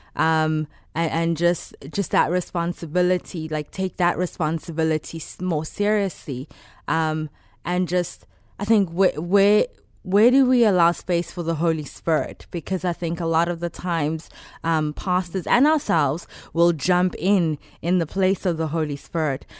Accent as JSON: {"language": "English", "town": "Johannesburg", "region": "Gauteng", "country": "South Africa", "tie": "born or raised there", "moved": "as an adult", "lives_now": "Chicago, United States", "said": "I'm from South Africa, born and raised in Johannesburg"}